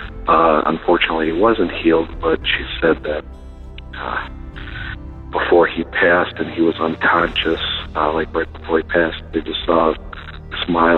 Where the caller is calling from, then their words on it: Michigan, United States; I'm the nurse from Michigan. Calling on April 15th, mainly in praise